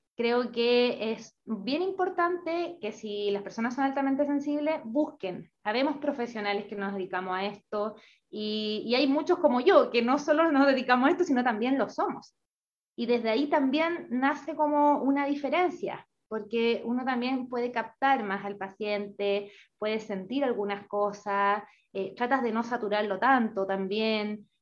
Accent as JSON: {"language": "Spanish", "country": "Chile", "tie": "born or raised there", "moved": "yes", "lives_now": "Paraguay", "said": "soy chilena, pero soy una chilena bien nómada"}